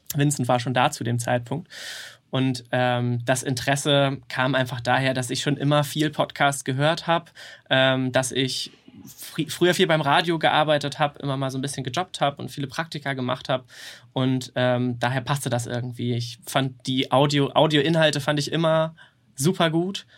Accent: near Kiel, Schleswig-Holstein, Germany; moved away as an adult; now in Hamburg, Germany; ich komme eigentlich aus der Nähe von Kiel

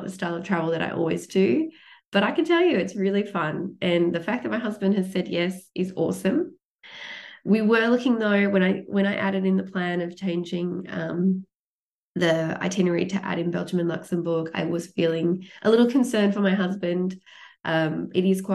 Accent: Australia; coming from the largest island in the world, smallest continent, but coming from a floating continent where we can't go to any other country unless we fly or catch a boat

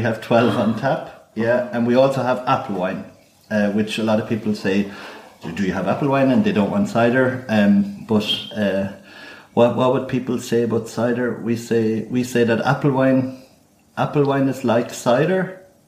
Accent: Cork, Munster, Ireland; now in Frankfurt, Germany; I hail from Cork in Ireland.

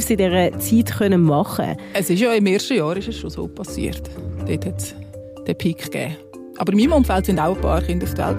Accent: Switzerland

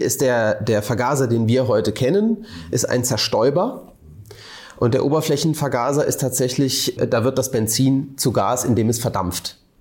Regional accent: Rhine-Neckar, Germany; aus meiner Heimat, aus dem Rhein-Neckar-Raum

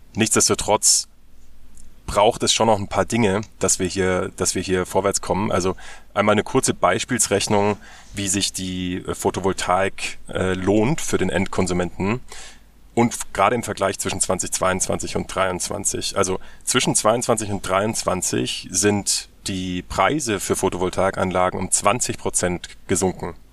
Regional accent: Germany; Wir müssen als, als Deutsche

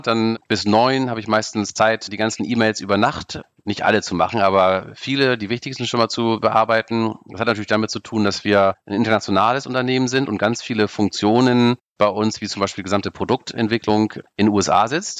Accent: Baltic Sea coast, Germany; ich bin in der Ostsee groß geworden

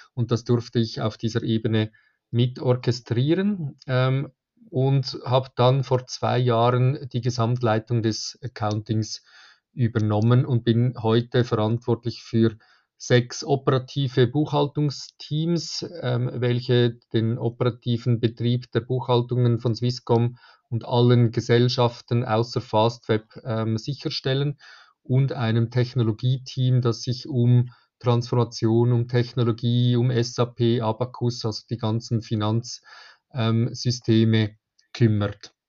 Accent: Zurich, Switzerland; ich komme aus der Schweiz, ähm, von Zürich

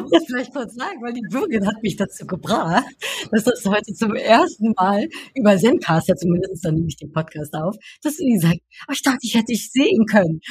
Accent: Netherlands; moved away; ich komme ja aus den Niederlanden

